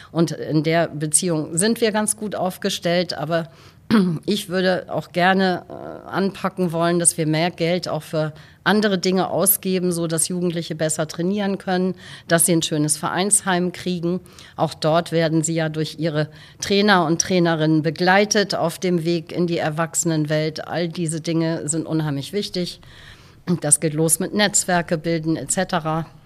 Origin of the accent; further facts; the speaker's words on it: Westerland, Schleswig-Holstein, Germany; moved away as an adult; also born or lived in California; now in Husum, Germany; Ich bin in Westerland auf Sylt geboren